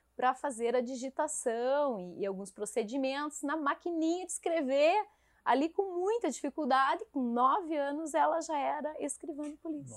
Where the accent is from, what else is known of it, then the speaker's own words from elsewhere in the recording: Caçador, Santa Catarina, Brazil; moved away as an adult; Eu saí de Caçador, minha terra natal, por amor para acompanhar meu marido